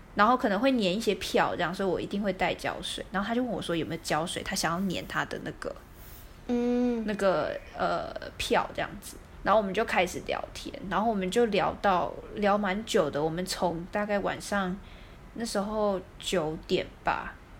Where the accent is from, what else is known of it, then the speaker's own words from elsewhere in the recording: Taiwan; 我从台湾来